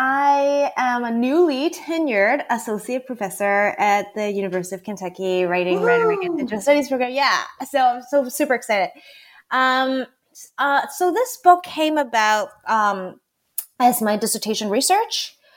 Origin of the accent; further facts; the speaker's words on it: Hong Kong; moved away as an adult; now in United States; And so I grew up in Hong Kong. Actually, I did not move to the States until I was about 18 years old.